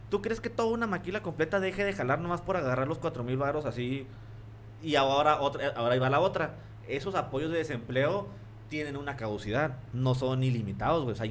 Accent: Mexico; Entonces, como mexicano

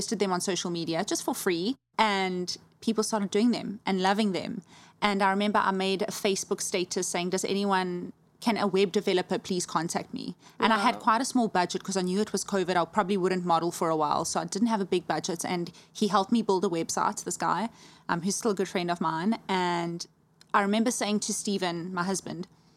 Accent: Johannesburg, Gauteng, South Africa; moved away as an adult; also born or lived in Cape Town; That's literally where I'm from. I was born in Joburg

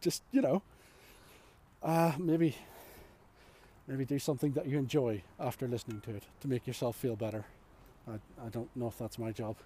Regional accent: Ireland; I'm Irish.

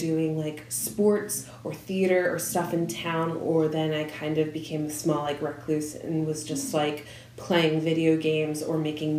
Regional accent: Tinicum Township, Pennsylvania, United States; I'm from, like, Tinicum Township, which is, like, a small suburb about 10 minutes from the Philly airport.

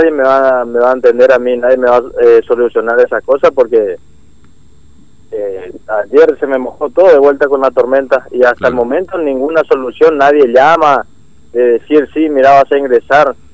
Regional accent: Mojón de Fierro, Formosa, Argentina; Sí, sí, yo soy de Formosa, yo soy nacido y criado en Formosa, en Mojón de Fierro. Mirá si no, no me van a conocer y por todos lados andan diciendo que yo no soy formoseño, pero es eh, mentira.

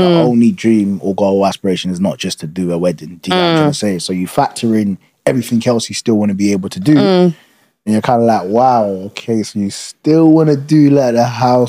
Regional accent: Uganda; now in United Kingdom; You see, Ugandans

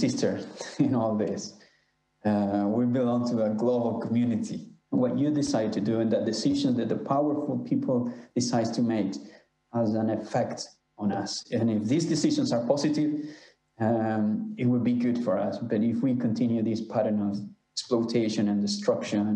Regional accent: Honduras; I'm from Honduras, Central America

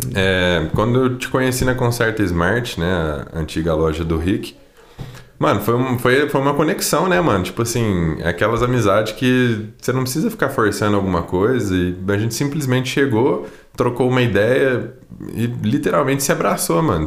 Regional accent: Poços de Caldas, Minas Gerais, Brazil; eu sou daqui de Poste Caldas, sou um cantor sertanejo

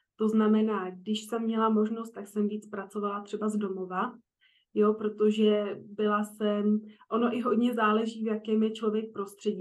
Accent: Prague, Czechia; moved away as an adult; also born or lived in Frankfurt; Já teda pocházím z Prahy

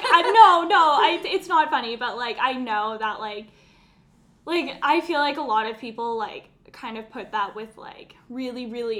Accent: Alberta, Canada; I'm from Alberta, so I have a lot of, like, redneck family

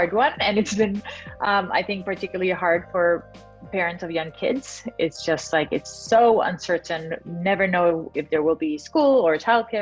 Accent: Mexico; moved away; I'm originally from Mexico

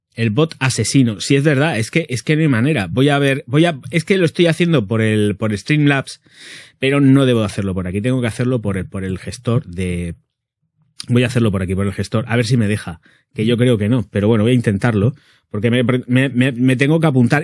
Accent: Region of Murcia, Spain; como buen murciano que soy

